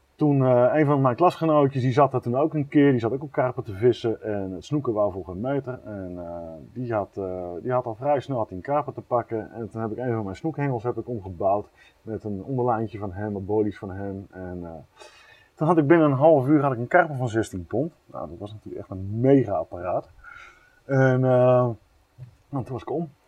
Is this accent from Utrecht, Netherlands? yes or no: no; near Groningen, Netherlands; also born or lived in Eindhoven; En ik ben opgegroeid onder de Groningen.